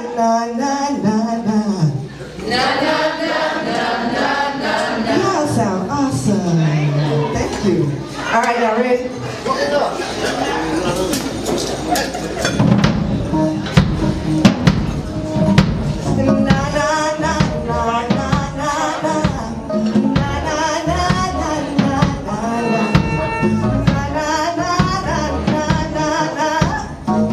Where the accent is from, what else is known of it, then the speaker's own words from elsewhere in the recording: Arkansas, United States; moved away as an adult; also born or lived in New York City / Memphis; I'm a country girl originally from Arkansas.